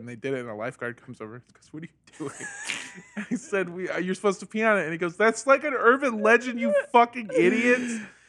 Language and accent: English; Indio, California, United States; my hometown of Indio, California